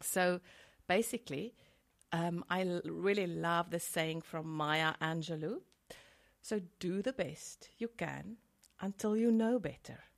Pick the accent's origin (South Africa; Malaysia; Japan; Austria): South Africa; I'm from South Africa and there, there's a huge stigma still.